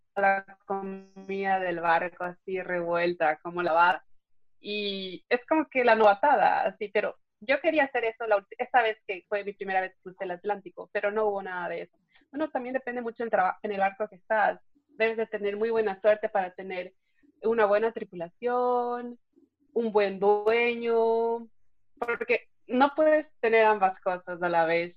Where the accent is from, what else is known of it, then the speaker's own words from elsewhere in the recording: Puerto Baquerizo Moreno, Galápagos, Ecuador; moved away; also born or lived in Quito; Yo nací y crecí en Galápagos, en la isla de San Cristóbal